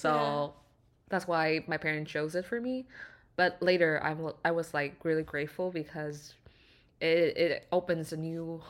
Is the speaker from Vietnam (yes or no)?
yes; Vietnam; moved away as an adult; now in Canada; I stayed my whole life in Vietnam, which is my home country